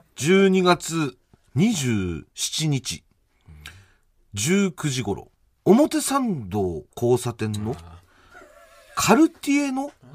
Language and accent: Japanese; Chiba, Japan; 俺の地元の千葉